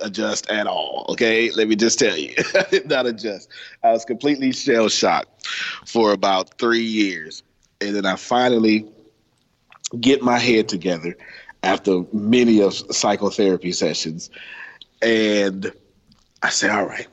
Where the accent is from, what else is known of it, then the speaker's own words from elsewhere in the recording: United States; although I was born in America, my country was poverty